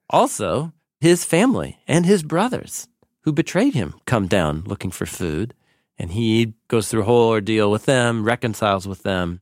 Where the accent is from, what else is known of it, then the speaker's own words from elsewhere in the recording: Portland, Oregon, United States; I grew up here in Portland, and literally in the same part of Portland where we sit here and have these conversations